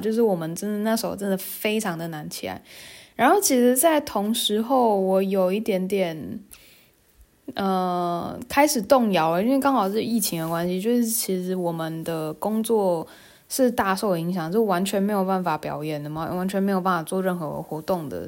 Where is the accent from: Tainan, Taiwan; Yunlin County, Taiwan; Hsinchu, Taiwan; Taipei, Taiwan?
Tainan, Taiwan; 我是台南人